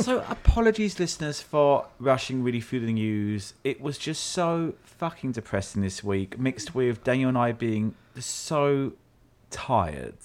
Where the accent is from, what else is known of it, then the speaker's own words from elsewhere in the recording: London, United Kingdom; moved away; I am from South London